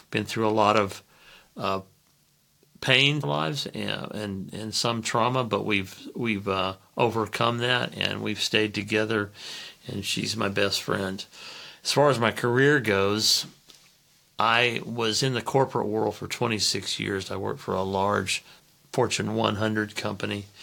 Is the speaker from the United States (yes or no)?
yes; Oklahoma, United States; also born or lived in Fairbanks, Alaska; I'm 68 years old, and I was born in 1955 in Fairbanks, Alaska, to missionaries we moved several times uh, when I was young, and we ended up in Oklahoma in the 60s.